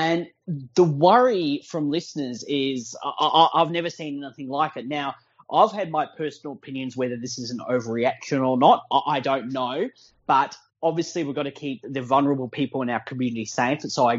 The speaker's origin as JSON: {"language": "English", "town": "Sydney", "region": "New South Wales", "country": "Australia", "tie": "born or raised there", "moved": "as an adult", "lives_now": "Melbourne, Australia", "said": "I grew up in Sydney. I'm a rugby league fan, but currently living in Melbourne, working in Melbourne."}